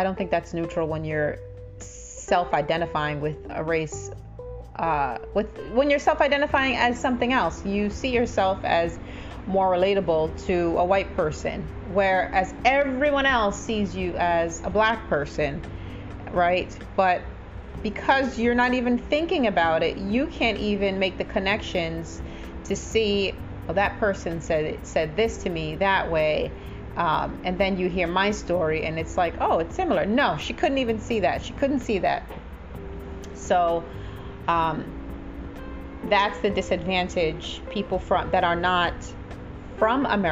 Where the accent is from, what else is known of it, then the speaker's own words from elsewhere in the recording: Jamaica; now in United States; I'm from a small island in the Caribbean, and I don't identify myself as that. You know, I'm very proud of where I'm from, and I'm very happy. It's Jamaica